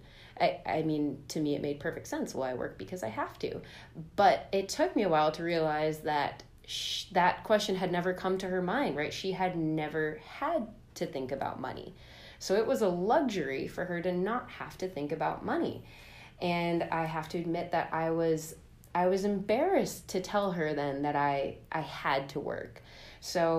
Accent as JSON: {"language": "English", "town": "Oakland", "region": "California", "country": "United States", "tie": "born or raised there", "said": "I grew up in Oakland, California"}